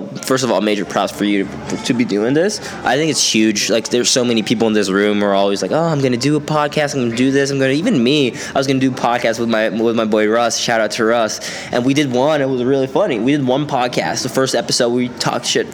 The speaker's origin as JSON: {"language": "English", "town": "Stockholm", "region": "Stockholm County", "country": "Sweden", "tie": "born or raised there", "accent": "Swedish", "said": "growing up in Sweden"}